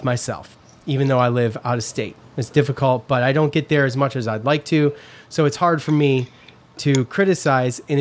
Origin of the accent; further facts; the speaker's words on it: East Syracuse, New York, United States; growing up in East Syracuse